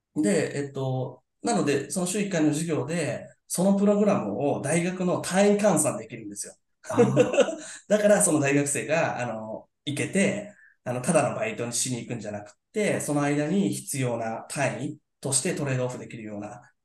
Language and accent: Japanese; Yokohama, Kanagawa, Japan; 僕も多分、えっと、みんなが嫌いなタイプの横浜の人間だと思います